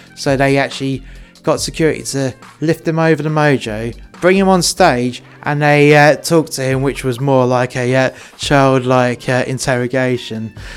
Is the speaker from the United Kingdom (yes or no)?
yes; England, United Kingdom; I'm English and my missus is Welsh